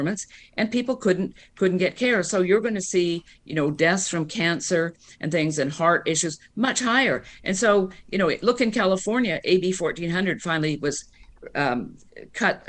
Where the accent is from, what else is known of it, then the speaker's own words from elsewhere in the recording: Canada; now in United States; I'm Canadian. I grew up under single payer